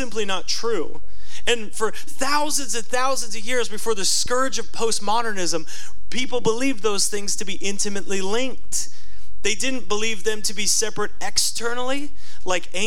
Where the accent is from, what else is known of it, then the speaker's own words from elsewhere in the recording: United States; as American Christians